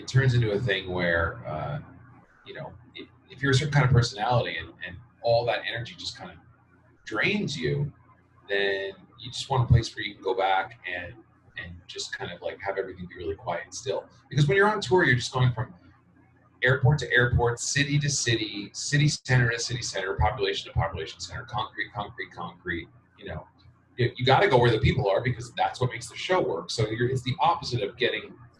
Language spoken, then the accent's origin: English; Westfield, New Jersey, United States; moved away; I'm from Westfield, yeah. Heart of Union County